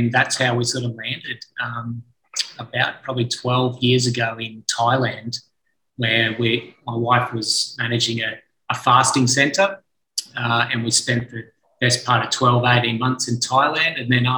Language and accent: English; Sunshine Coast, Queensland, Australia; I grew up on the Sunshine Coast of Queensland, on the east coast of Australia, led a charming childhood, really. We had grew up on 20 acres of land. We had a little hobby farm